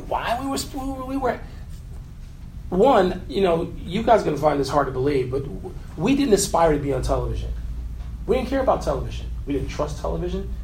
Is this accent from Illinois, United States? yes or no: yes; Chicago, Illinois, United States; a black man from the south side of Chicago.